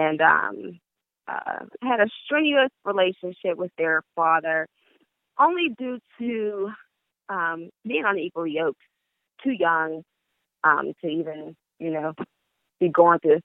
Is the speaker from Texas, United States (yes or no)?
no; Pittsburgh, Pennsylvania, United States; I'm from Pittsburgh, Pennsylvania, 24 years old